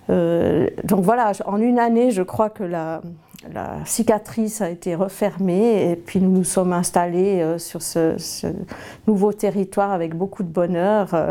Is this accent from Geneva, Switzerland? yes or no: no; Valais, Switzerland; parce que je venais du Valais, mais du bord du lac, et donc il fallait absolument que j'aie un lac à quelque part.